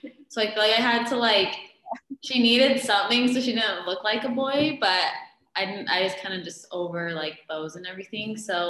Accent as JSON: {"language": "English", "town": "Mesa", "region": "Arizona", "country": "United States", "tie": "born or raised there", "said": "I've been here my whole life too, born and raised, haven't really gone anywhere."}